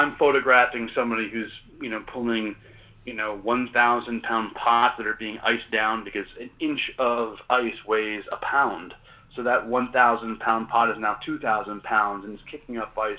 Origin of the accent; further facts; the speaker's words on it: Maine, United States; And I grew up in Maine, and I grew up, you know, in the outdoors and on water, but, you know, nothing prepares you for the Bering Sea.